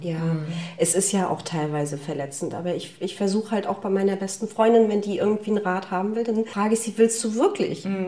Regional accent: Wismar, Mecklenburg-Vorpommern, Germany; also born or lived in Rostock; ich komme ja ursprünglich aus Wismar.

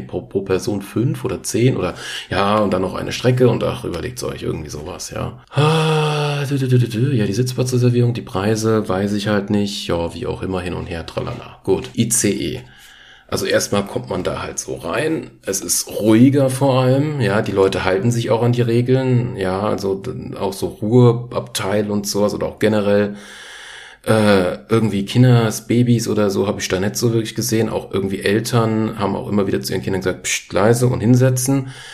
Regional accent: Frankfurt, Hesse, Germany; Ich bin ja Frankfurter quasi oder grob geschätzt, komme ja aus der Gegend.

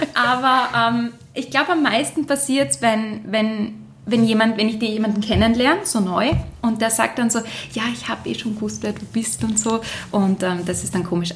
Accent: Graz, Styria, Austria; als Grazerin

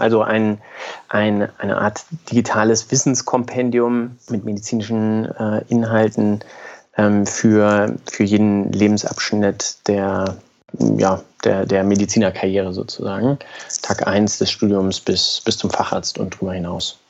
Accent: Braunschweig, Lower Saxony, Germany; moved away as an adult; also born or lived in Göttingen; Also ich komme aus Braunschweig, ganz unspektakulär. Ähm, Habe dann dort Abi gemacht

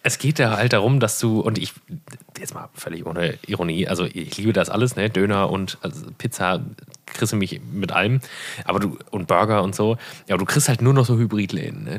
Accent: Erkrath, North Rhine-Westphalia, Germany; in Hochdahl, wo ich aufgewachsen bin

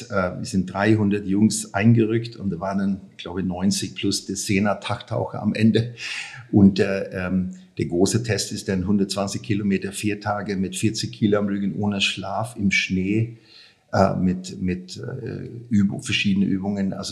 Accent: Sweden; German is a second language; ja, ich bin in, in, in Schweden aufgewachsen. Ähm, ganz schönes Land damals, mhm. ganz ruhig

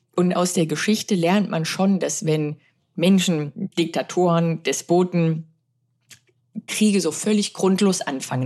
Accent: Germany; wir sind aus Deutschland zu zweit, Dr. Amelie Schönenwald und ich

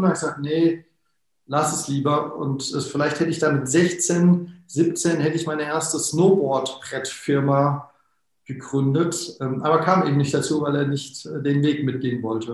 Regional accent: Wiesbaden, Hesse, Germany; ich komme ja aus Wiesbaden

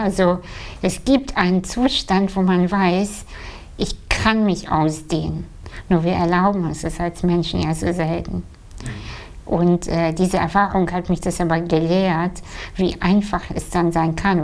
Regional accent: Kazakhstan; moved away; als Kind, ja, ich bin in einem Dorf aufgewachsen in Kasachstan

